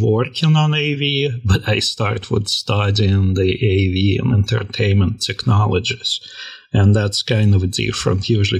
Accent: Russia; now in United States; When I came to this country from Russia in 1994, I went to a college in New York

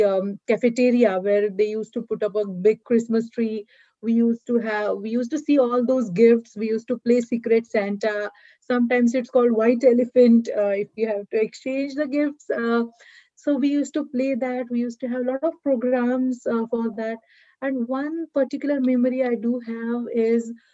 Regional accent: a small town in Western India, India; moved away as an adult; now in United States; I'm basically from a small town in Western India. I've been born and brought up in India. I lived in India till I was 27 years old.

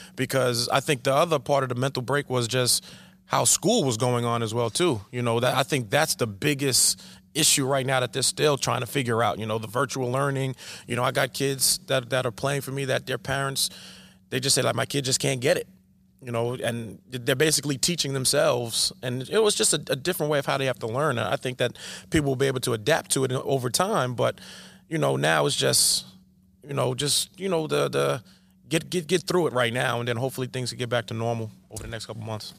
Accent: Coram, New York, United States; also born or lived in Smithtown, New York; I'm born and bred right here in Long Island. Born in Smithtown, raised in Corum

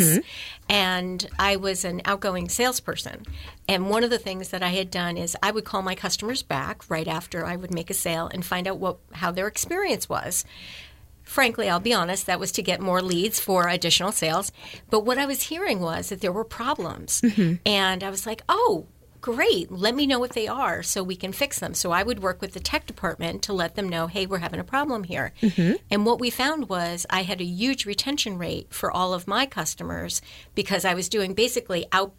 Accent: Troy, New York, United States; also born or lived in Texas / Arizona / Tennessee; So I was born in Troy, New York. The first 5 to 10 years, I was in the Rensselaer, New York area. And then my parents moved to Texas and Arizona and Tennessee.

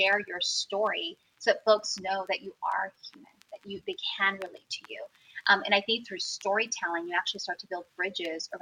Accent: San Francisco, California, United States; I was born and raised in the Mission District.

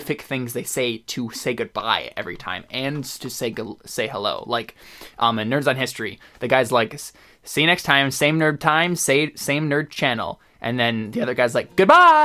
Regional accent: United States

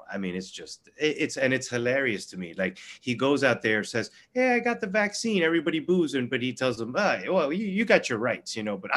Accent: Florida, United States; I can think of one right off the top of my head mm-hmm. right now, which is my home state, Florida.

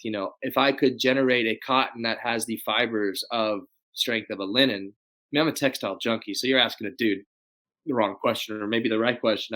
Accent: Dallas, Texas, United States; now in Austin, United States; I grew up in Dallas.

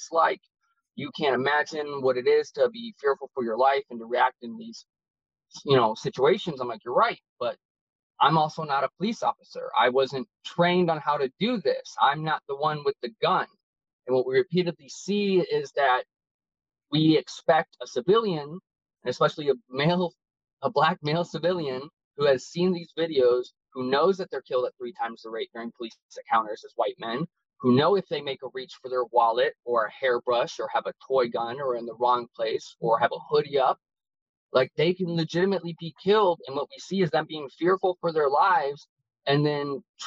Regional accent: United States; being American. Growing up, we were told you're the greatest country alive

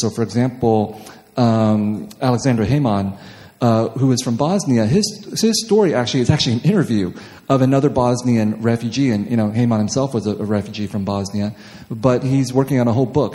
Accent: Los Angeles, California, United States; I come from Los Angeles where no one cares if you're a writer

